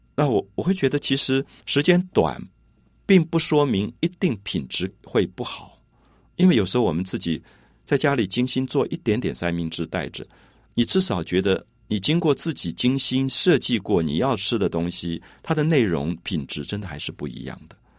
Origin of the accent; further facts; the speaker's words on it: Taipei, Taiwan; 我自己小时候是在台北市大龙头的庙宇前面长大的